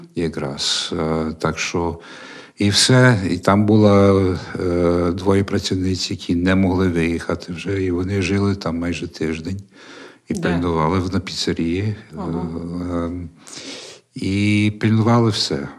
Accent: Canada; moved away as an adult; now in Ukraine; я канадець, тобто я моє виховання англійське

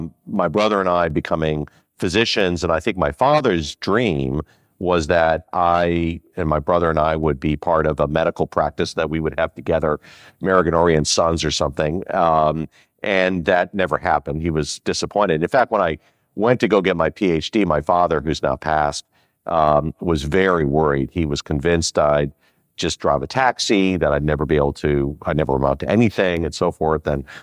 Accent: Skokie, Illinois, United States; also born or lived in Chicago; So we grew up in Rogers Park, and then we moved to Skokie, Illinois, and most of my life was in Skokie.

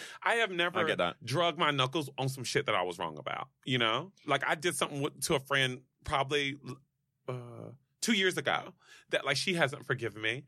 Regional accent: North Carolina, United States; moved away; also born or lived in Los Angeles; I grew up in North Carolina

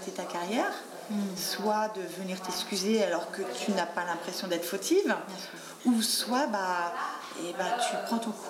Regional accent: France; Parce que moi, je suis pas de Paris, je suis de province. Et donc, les clubs de boxe, ça ne court pas les rues.

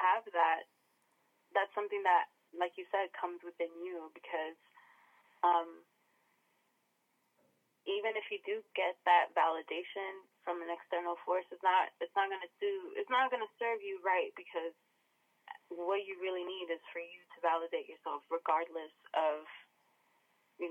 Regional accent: New York City, New York, United States; moved away as an adult; also born or lived in Washington; now in San Diego, United States; Originally, I was born and raised in New York

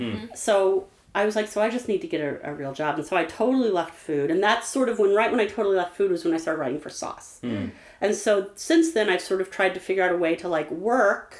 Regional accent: St. Louis, Missouri, United States; also born or lived in Webster Groves; when I grew up in St. Louis, I grew up in U City.

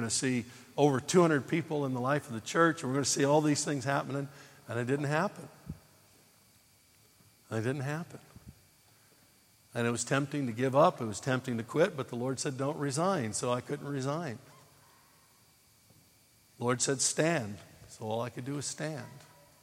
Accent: United States; moved away; I'm an American

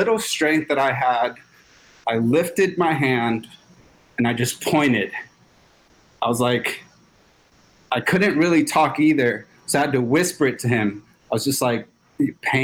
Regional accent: Los Angeles, California, United States; I grew up in South Central Los Angeles, really rough neighborhood

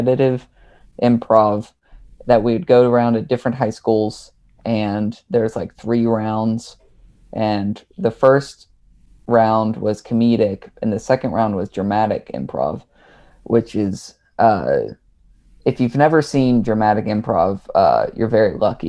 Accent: East Tennessee, United States; moved away as an adult; also born or lived in Salt Lake City, Utah; now in Austin, United States; I was a theater kid growing up in East Tennessee

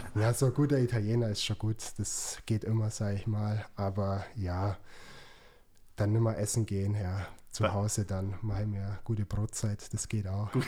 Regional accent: Augsburg, Bavaria, Germany; born or raised there

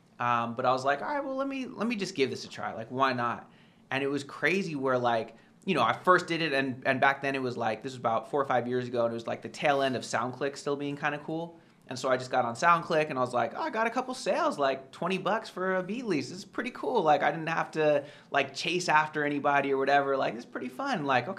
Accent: California, United States; So I'm from the Bay Area, you know, near San Francisco.

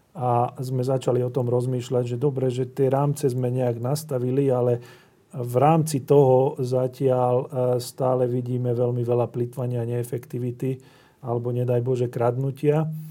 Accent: Slovakia; som vyrastal pri Dunaji

